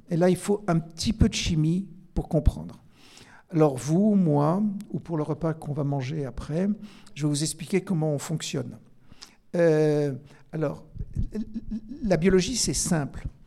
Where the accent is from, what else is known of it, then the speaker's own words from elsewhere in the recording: Alsace, Grand Est, France; je suis alsacien